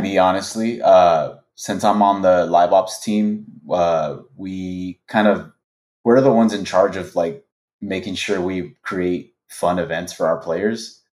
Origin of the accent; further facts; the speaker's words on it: Los Angeles, California, United States; I was born and raised in Los Angeles.